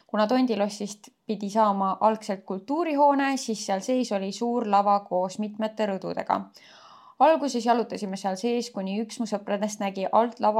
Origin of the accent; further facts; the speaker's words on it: Elva, Tartu County, Estonia; olen pärit ühest väikesest linnast nimega Elva.